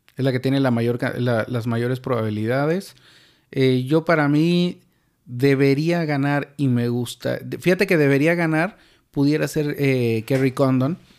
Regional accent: Mexico; Nos vuela la cabeza a todos como mexicanos

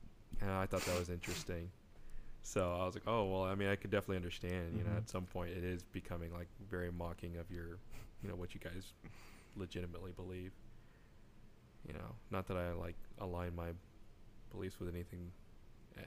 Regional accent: Texas, United States; I'm from Texas

